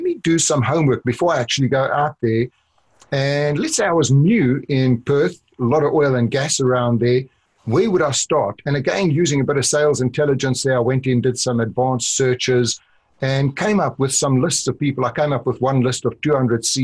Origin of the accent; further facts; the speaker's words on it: South Africa; accent: South African; moved away; also born or lived in Orlando; I grew up in South Africa